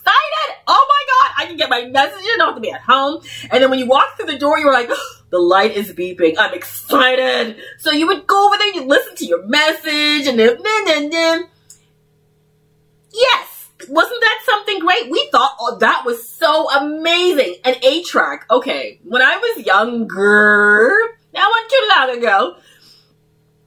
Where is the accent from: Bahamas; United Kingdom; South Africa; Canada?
Canada; Toronto, Ontario; I was brought up in Toronto